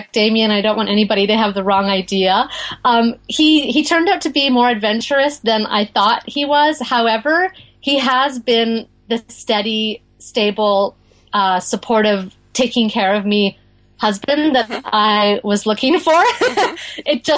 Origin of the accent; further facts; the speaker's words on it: Western Canada, Canada; moved away as an adult; also born or lived in New Jersey / Maine; now in Gaspé Peninsula, Quebec, Canada; we're from Western Canada originally.